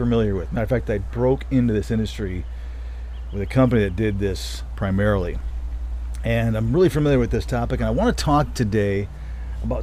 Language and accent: English; Michigan, United States; also born or lived in Colorado; now in Denver, United States; I grew up in Michigan